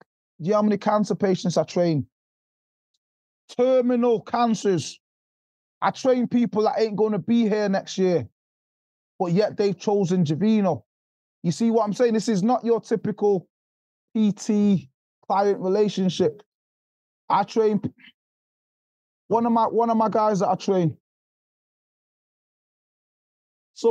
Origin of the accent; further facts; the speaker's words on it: Jamaica; moved away; I'm from poverty, brother. I'm from Jamaica. I was born in Jamaica.